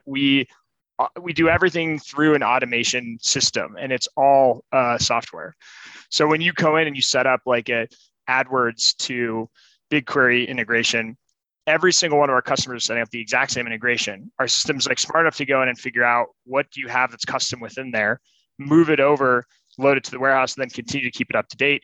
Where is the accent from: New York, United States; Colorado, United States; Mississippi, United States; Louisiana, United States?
Colorado, United States; moved away as an adult; also born or lived in San Francisco; I'm from Colorado